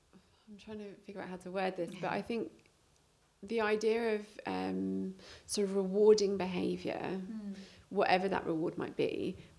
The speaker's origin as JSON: {"language": "English", "country": "United Kingdom", "said": "we're both from Lewis."}